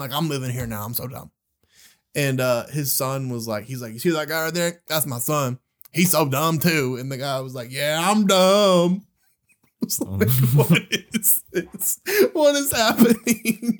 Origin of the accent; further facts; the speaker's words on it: Birmingham, Alabama, United States; we're from Birmingham, Alabama